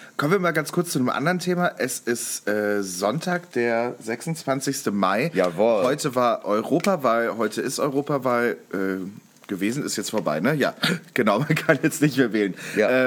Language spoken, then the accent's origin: German; North Rhine-Westphalia, Germany; ich komme ja auch aus NRW, ähm, bin ich zur Schule gegangen